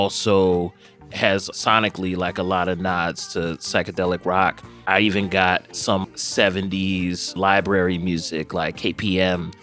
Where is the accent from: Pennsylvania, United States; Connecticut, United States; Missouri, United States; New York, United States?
Pennsylvania, United States; Philadelphia; my hometown, Philadelphia